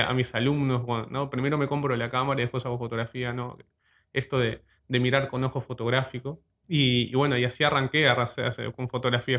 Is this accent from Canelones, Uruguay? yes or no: yes; Ciudad de la Costa, Canelones, Uruguay; yo soy de, la ciudad de la costa, la actual ciudad de la costa, La Lagomar en realidad, en realidad siento como que, en realidad soy del balneario de Lagomar